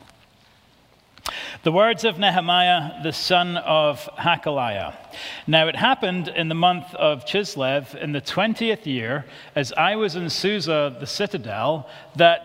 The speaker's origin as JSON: {"language": "English", "region": "Scotland", "country": "United Kingdom", "said": "I'm from Bonnie, Scotland"}